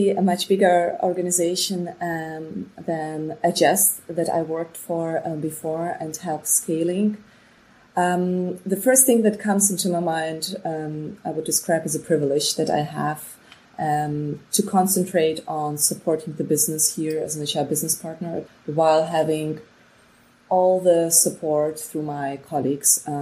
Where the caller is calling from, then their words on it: Berlin, Germany; And yeah, I'm calling from Berlin today, and um, where I'm working basically for TikTok